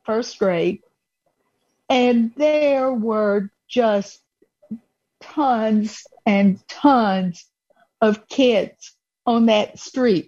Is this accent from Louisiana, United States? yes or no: no; Atlanta, Georgia, United States; growing up in the Atlanta area